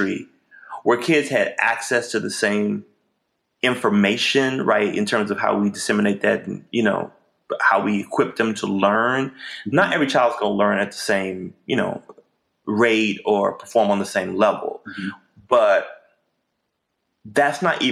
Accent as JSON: {"language": "English", "town": "Memphis", "region": "Tennessee", "country": "United States", "tie": "born or raised there", "said": "I grew up in Memphis, grew up with a family who loved me"}